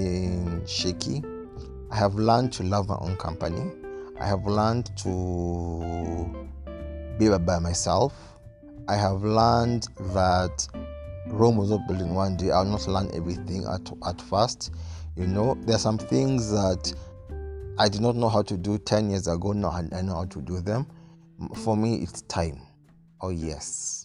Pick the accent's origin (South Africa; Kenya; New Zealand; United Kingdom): Kenya; Nairobi; I grew up in Nairobi, Kenya